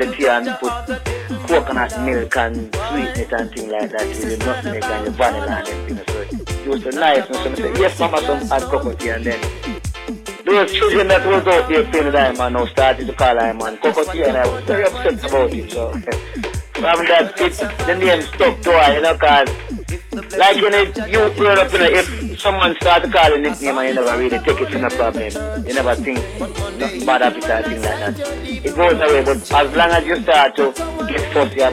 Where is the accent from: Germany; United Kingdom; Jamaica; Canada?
Jamaica; Rocky Point; growing up in Rocky Point